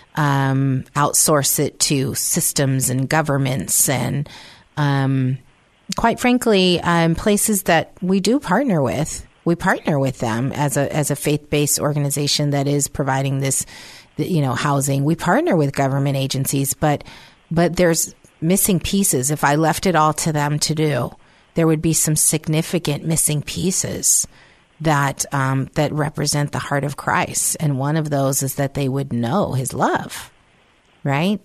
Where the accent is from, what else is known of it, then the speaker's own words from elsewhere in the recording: San Francisco, California, United States; moved away; I was raised in San Francisco